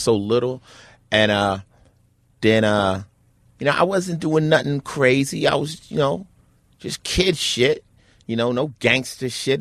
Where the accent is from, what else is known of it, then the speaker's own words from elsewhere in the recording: Newark, New Jersey, United States; moved away; also born or lived in Summit, New Jersey / Los Angeles; I was born in Newark, New Jersey